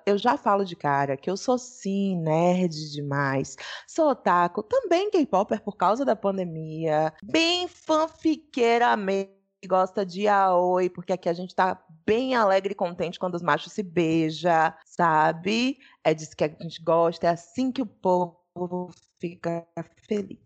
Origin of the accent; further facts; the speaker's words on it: Salvador, Bahia, Brazil; eu sou de Salvador, né? Ah, nascida e criada boa parte do tempo aqui